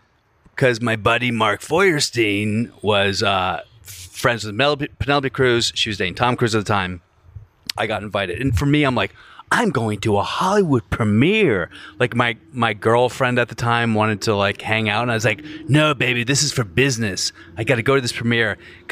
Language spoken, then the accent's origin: English; Glasgow, Scotland, United Kingdom; She goes, oh, where are you from? I said, oh, I'm from Glasgow.